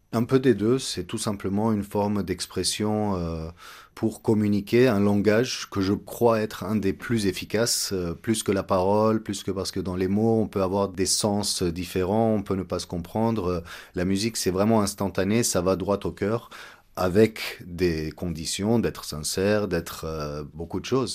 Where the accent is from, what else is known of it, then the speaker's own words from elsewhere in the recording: Egypt; moved away as an adult; also born or lived in Montreal, Canada; now in Yerevan, Armenia; je suis né en Égypte, j'ai grandi euh, en Égypte jusqu'à l'âge de 18 ans